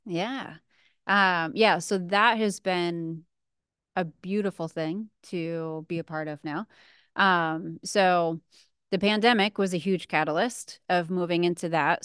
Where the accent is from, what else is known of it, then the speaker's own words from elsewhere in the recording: New England, New Hampshire, United States; moved away; I grew up in New England, so living in New Hampshire at the time